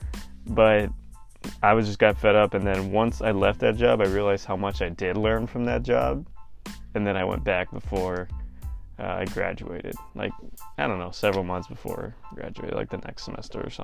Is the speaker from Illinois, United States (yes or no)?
no; California, United States; moved away as an adult; also born or lived in Arizona; I'm originally from California, but transferred to Arizona for school.